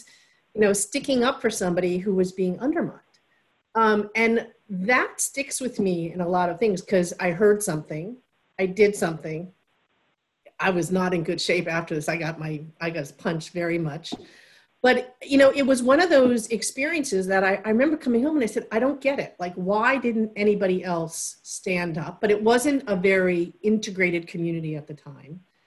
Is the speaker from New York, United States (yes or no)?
yes; New York City, New York, United States; also born or lived in east end of Long Island; I grew up originally in Queens in a very multicultural neighborhood